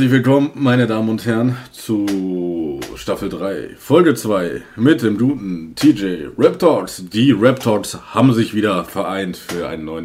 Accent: Hagen, North Rhine-Westphalia, Germany; also born or lived in Sauerland; Also ich komme ja gebürtig aus Hagen. Bin dann irgendwann hier ins Sauerland gezogen, so mit 14. Und dann war ich ein Jahr wieder zurück in Hagen.

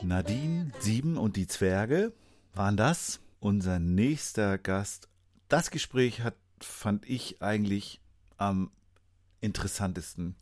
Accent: Schleswig-Holstein, Germany; in mein Heimatbundesland

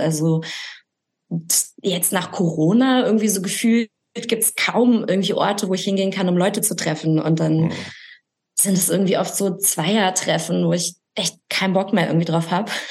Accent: Recklinghausen, North Rhine-Westphalia, Germany; moved away as an adult; also born or lived in Essen; now in Berlin, Germany; ich komme aus Recklinghausen

